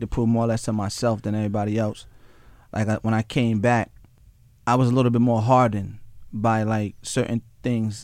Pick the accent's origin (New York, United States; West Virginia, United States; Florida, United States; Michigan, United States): New York, United States; Mount Vernon; I'm actually from Mount Vernon, New York